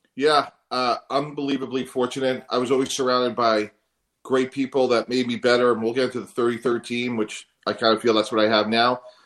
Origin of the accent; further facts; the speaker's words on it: Northeast, United States; I'm from the Northeast